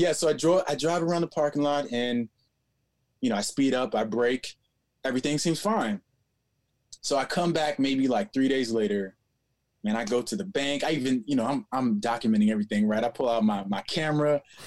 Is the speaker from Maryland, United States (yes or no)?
yes; Maryland, United States; moved away as an adult; also born or lived in Los Angeles; I'm from Maryland